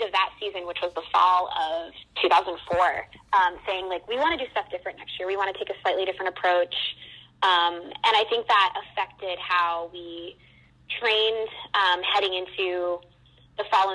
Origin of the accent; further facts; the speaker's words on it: Wolfeboro, New Hampshire, United States; moved away as an adult; now in New York City, United States; I grew up in a really small town in New Hampshire called Wolfsboro, New Hampshire.